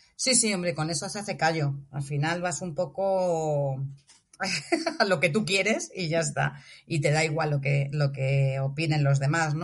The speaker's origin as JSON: {"language": "Spanish", "town": "Móstoles", "region": "Community of Madrid", "country": "Spain", "moved": "as an adult", "lives_now": "Senegal", "said": "una ciudad como Móstoles, que es de donde yo soy."}